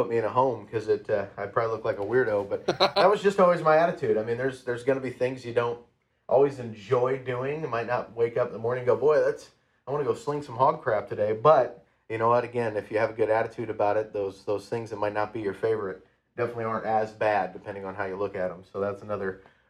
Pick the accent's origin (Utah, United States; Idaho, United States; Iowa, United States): Iowa, United States; Iowa Falls; my hometown of Iowa Falls